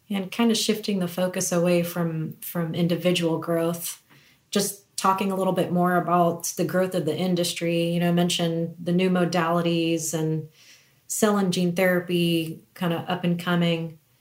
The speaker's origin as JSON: {"language": "English", "town": "Kansas City", "region": "Kansas", "country": "United States", "tie": "born or raised there", "said": "both of us are Kansas City natives. We hail from the Kansas City area, from Kansas"}